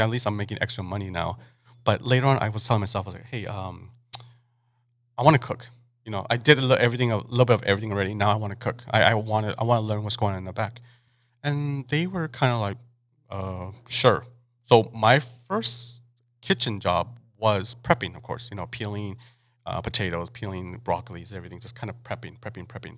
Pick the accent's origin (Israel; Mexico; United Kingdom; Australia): Mexico; Mexicali, Baja California; moved away as an adult; also born or lived in Los Angeles; I kind of just got raised and born in Mexicali. Um, I didn't really leave Mexicali till I was till I graduated till I graduated high school